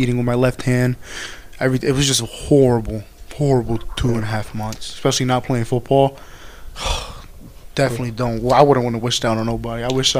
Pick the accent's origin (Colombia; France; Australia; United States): United States; Pleasantville, New Jersey; I'm from Pleasantville, New Jersey. You know, nobody's never heard of that before. Give you quick little glimpse of where I'm from. I'm right next to Atlantic City. You guys ever heard of Atlantic City? Right down there, Ocean City. I'm very, very south.